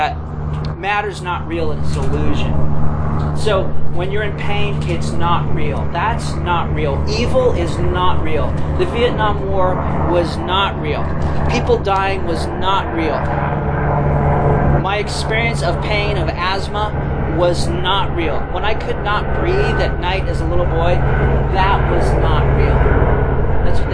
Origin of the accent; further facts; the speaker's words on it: Los Angeles, California, United States; I was born in Griffith Park, California